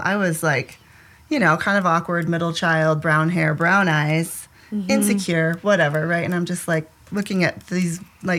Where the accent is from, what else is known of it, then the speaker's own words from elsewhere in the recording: Ann Arbor, Michigan, United States; I grew up in Ann Arbor